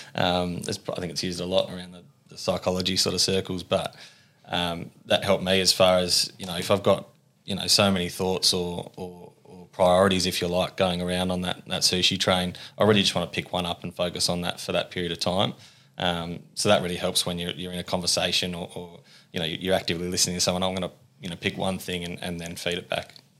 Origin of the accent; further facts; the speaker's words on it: Ulverstone, Tasmania, Australia; moved away as an adult; also born or lived in Melbourne; born and bred, uh, Ulverston boy.